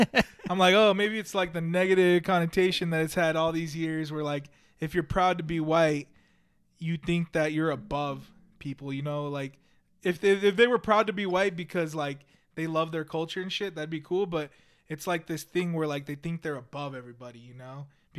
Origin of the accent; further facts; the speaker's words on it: California, United States; born there; But I was born in California, right? So I'm considered a Californian by birth.